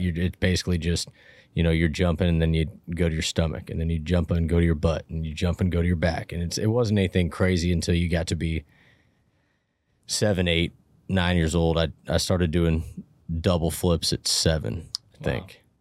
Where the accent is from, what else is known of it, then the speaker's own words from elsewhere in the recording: Portola, California, United States; now in Reno, United States; I grew up in a, in a really small, uh, railroad logging ranching town in Northern California called Portola, um, middle of Plumas County